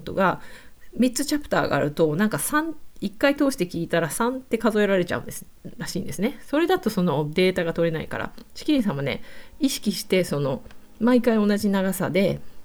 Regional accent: Kyushu, Japan; moved away as an adult; also born or lived in Kansai; 私も九州出身の途中で関西で仕事して、今海外

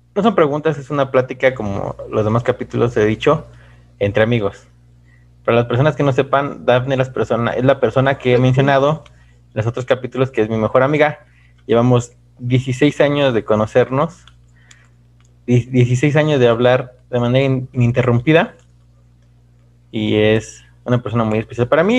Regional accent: Mexico; de nuestros hermanos mexicanos

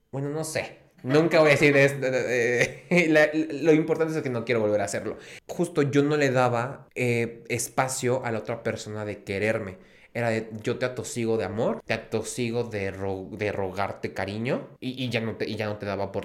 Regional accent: Guatemala; moved away; yo dije, a ver, yo no me salí de Guatemala para meterme a Guatepeor.

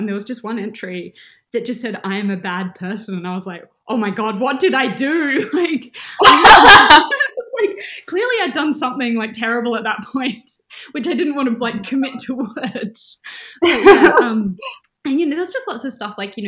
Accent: Adelaide, South Australia, Australia; moved away as an adult; also born or lived in Melbourne, Australia; now in Perth, Australia; Adelaide, which is my hometown

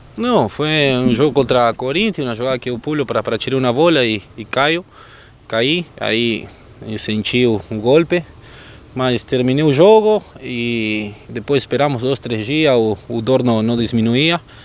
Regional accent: Argentina; Portuguese is a second language; moved away as an adult; now in Brazil; eu, como argentino

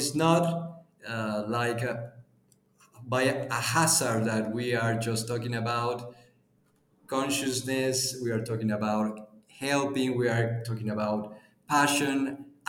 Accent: Puebla, Mexico; I'm from Mexico. I'm from almost the middle of the Mexico countryside. We are in the largest four city in Mexico. The name is Puebla

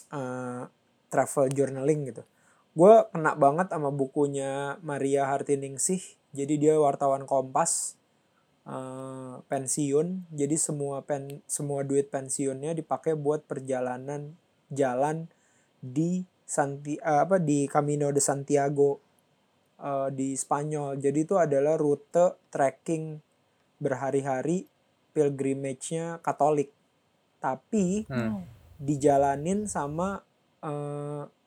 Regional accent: Jakarta, Indonesia; kita sih sebagai orang Jakarta

